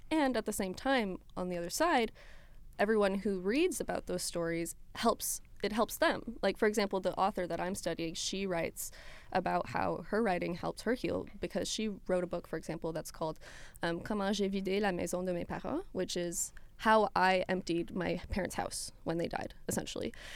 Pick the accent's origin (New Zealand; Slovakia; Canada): Canada; Ontario; first language French; I grew up in Ontario